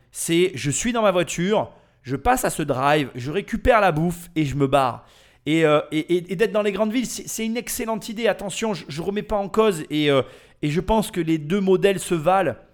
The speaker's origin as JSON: {"language": "French", "country": "France", "said": "nous français"}